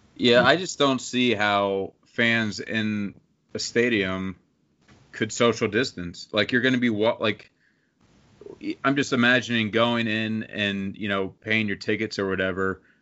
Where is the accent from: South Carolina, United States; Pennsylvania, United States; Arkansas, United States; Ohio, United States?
Pennsylvania, United States; I'm from Pennsylvania, and the closest major city that has a football team is Philadelphia to me.